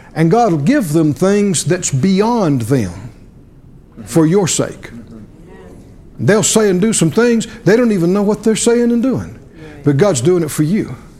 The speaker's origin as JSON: {"language": "English", "region": "the South", "country": "United States", "tie": "born or raised there", "said": "I grew up down in the South"}